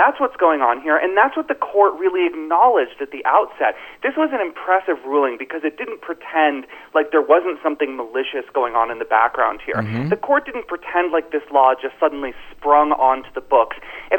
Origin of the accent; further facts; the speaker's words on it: Florida, United States; Florida, as you know, is my home state.